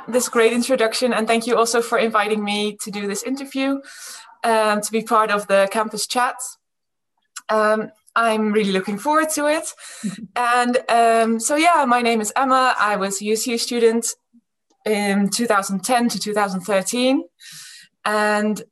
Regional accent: Friesland, Netherlands; also born or lived in Groningen, Netherlands / England; I was born in Groningen and then we moved to England for 9 years. Mm-hmm. And when I was nine, we moved back to Friesland

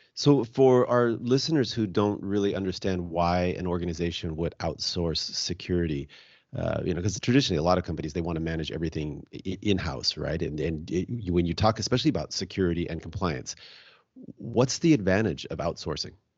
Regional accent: Seattle, Washington, United States; I'm from the Se-, uh, Seattle area

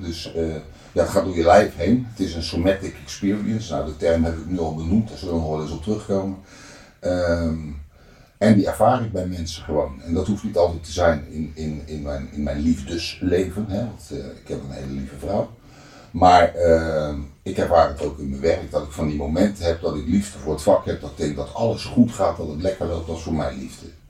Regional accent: Netherlands; ik ben opgegroeid in de Transvaalbuurt

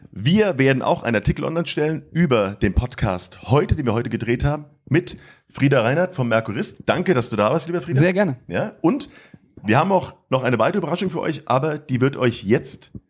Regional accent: Bonn, North Rhine-Westphalia, Germany; born there; now in Mainz, Germany; Ich als gebürtiger Bonner in Mainz lebend finde an Wiesbaden besonders

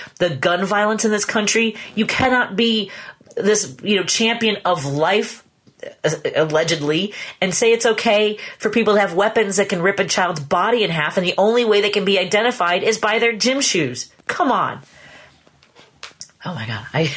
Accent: Chicago, Illinois, United States; as a Chicagoan

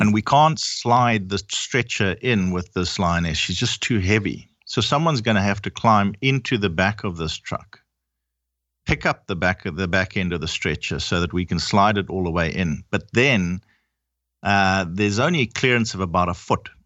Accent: Zimbabwe; I'm originally from Zimbabwe. My whole family is

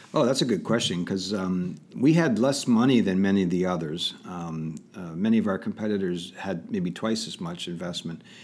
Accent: Pittsburgh, Pennsylvania, United States; also born or lived in Detroit, Michigan; I was born in Detroit, and, um, my parents moved to just outside of Pittsburgh, Pennsylvania when I was about five, and that's pretty much where I consider my, um, my, my home is in the Pittsburgh

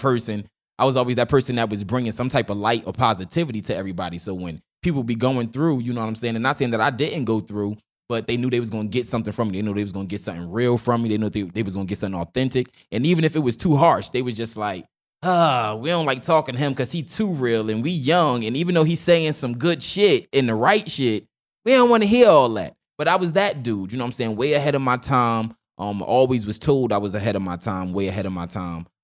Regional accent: Newark, New Jersey, United States; I was born and raised, you know, Newark, New Jersey

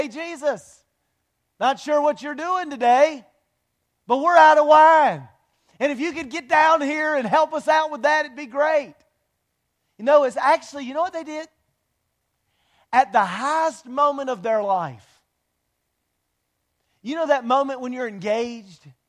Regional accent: Wilmington, United States; We're both from Wilmington.

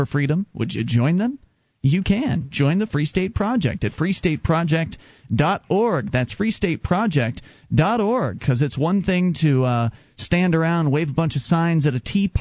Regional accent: Sarasota, Florida, United States; moved away as an adult; now in New Hampshire, United States; I was born and raised down in Sarasota

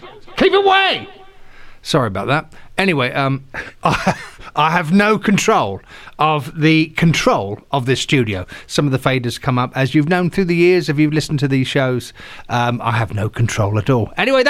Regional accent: England, United Kingdom; moved away as an adult; Of course, I came across from England as a bass player back in the 80s

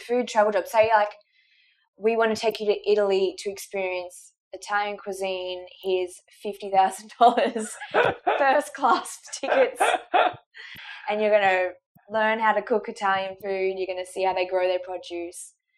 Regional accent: Lennox Head, New South Wales, Australia; I attended high school in my hometown of Lennox Head

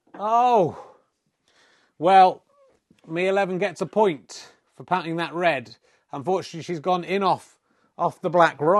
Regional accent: South West England, United Kingdom; accent: Somerset; it's because I'm from Somerset

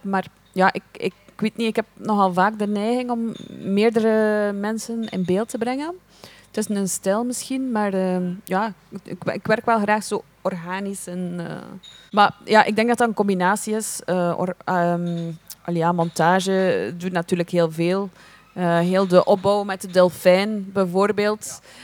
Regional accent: Belgium; wij zijn Belgen, wij komen naar hier

